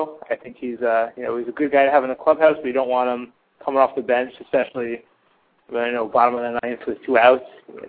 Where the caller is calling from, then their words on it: New York, United States; I'm calling from New York.